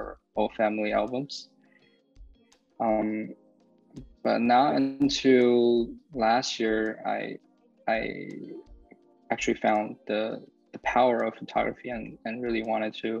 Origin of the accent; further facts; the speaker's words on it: Beijing, China; moved away as an adult; now in New Jersey, United States; I was born and raised in Beijing, came to the United States when I was 18. I'm living in New Jersey now.